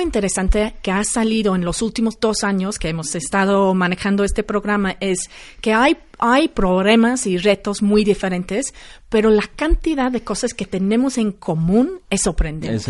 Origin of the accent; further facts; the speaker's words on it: London, United Kingdom; Spanish is a second language; now in Mexico; Yo soy de Londres.